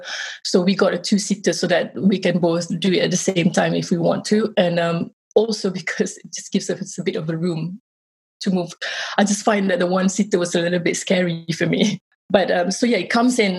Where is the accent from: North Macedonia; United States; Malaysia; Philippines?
Malaysia; born or raised there; moved away